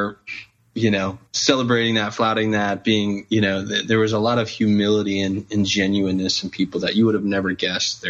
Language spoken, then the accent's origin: English; Wheaton, Illinois, United States; now in Fulton, United States; I grew up in Wheaton, Illinois